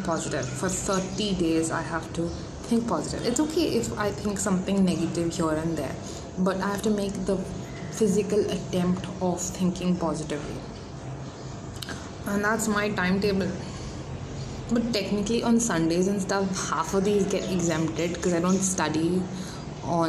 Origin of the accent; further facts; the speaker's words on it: India; I'm Indian, we make chapatis